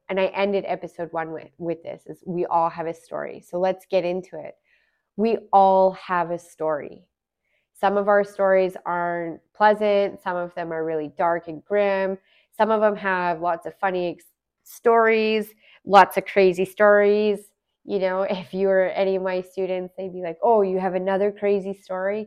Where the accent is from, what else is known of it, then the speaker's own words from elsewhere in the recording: Alberta, Canada; moved away as an adult; also born or lived in Smithers, British Columbia; now in Vancouver, Canada; I'm originally from Alberta. I was, I've lived in Alberta for many years.